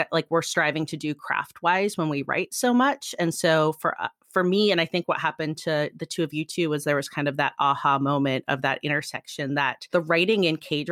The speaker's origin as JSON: {"language": "English", "region": "Midwest", "country": "United States", "tie": "born or raised there", "moved": "yes", "said": "I was born and kind of raised in the Midwest, but I've bounced"}